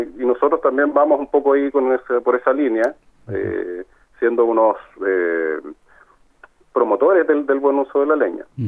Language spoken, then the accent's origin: Spanish; Talca, Maule, Chile; nosotros somos de acá de Talca